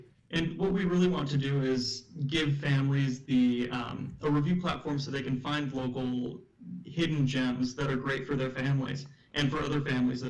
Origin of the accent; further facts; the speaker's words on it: Orange County, California, United States; I grew up in Orange County.